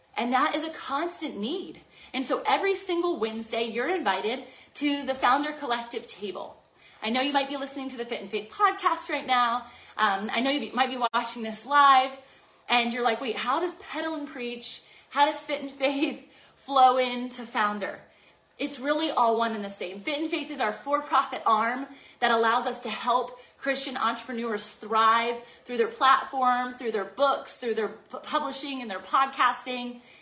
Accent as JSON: {"language": "English", "town": "Virginia Beach", "region": "Virginia", "country": "United States", "tie": "born or raised there", "said": "It'll be in Virginia Beach, Virginia, and that's my hometown"}